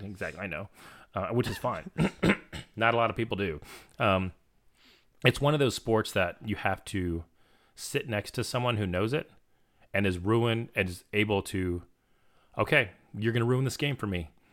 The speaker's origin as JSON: {"language": "English", "region": "Florida", "country": "United States", "said": "I'm from Florida"}